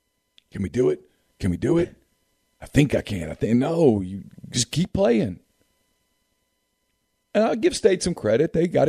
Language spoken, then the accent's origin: English; Ruston, Louisiana, United States; I'm from Ruston